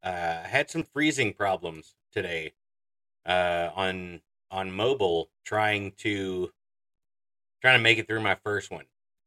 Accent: Texas, United States; I'm from Texas. I'm from Texas

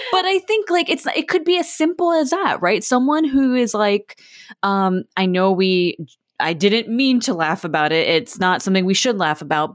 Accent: Florida, United States; I'm from Florida

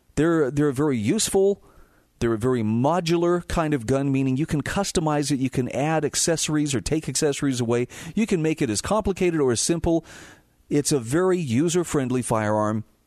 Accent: Twin Falls, Idaho, United States; I was growing up in Idaho

